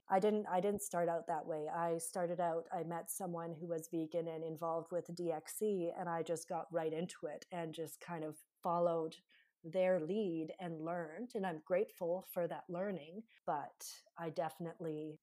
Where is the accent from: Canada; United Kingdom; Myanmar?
Canada; I'm from Canada